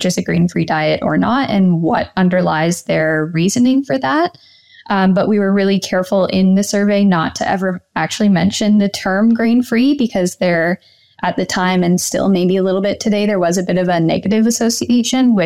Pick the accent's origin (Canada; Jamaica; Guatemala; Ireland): Canada; Pickering, Ontario; also born or lived in Guelph, Ontario / Toronto, Ontario; So I grew up in Pickering, Ontario, just outside of Toronto.